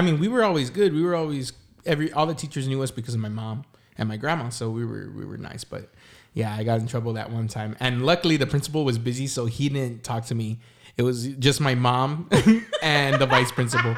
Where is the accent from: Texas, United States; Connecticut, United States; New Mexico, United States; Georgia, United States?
Texas, United States; San Antonio; we're from the South Side, and, I mean, you know, South of Military Drive